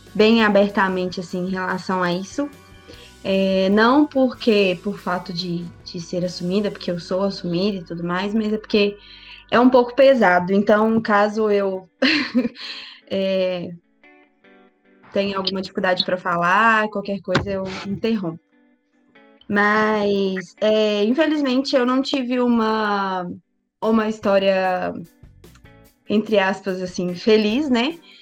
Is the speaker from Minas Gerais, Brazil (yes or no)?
yes; Betim, Minas Gerais, Brazil; sou daqui de Betim, cidade vizinha de Belo Horizonte, nascido e criado por aqui mesmo